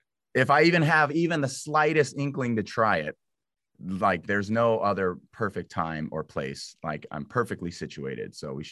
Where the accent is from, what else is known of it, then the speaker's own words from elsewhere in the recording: Los Angeles, California, United States; also born or lived in Illinois; I am from